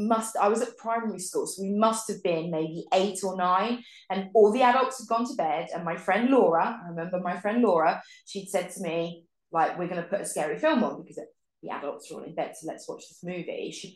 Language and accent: English; England, United Kingdom; And I'm English.